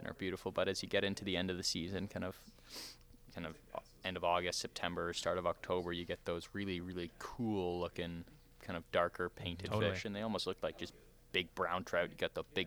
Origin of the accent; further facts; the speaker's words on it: Toronto, Ontario, Canada; I grew up in Toronto